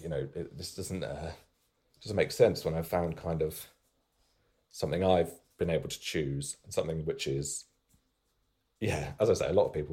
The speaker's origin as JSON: {"language": "English", "area": "the Fens, Cambridgeshire", "region": "East of England", "country": "United Kingdom", "tie": "born or raised there", "moved": "yes", "lives_now": "Suffolk, United Kingdom", "said": "I grew up in the Fens, which... flatlands in Cambridgeshire, not too far from here."}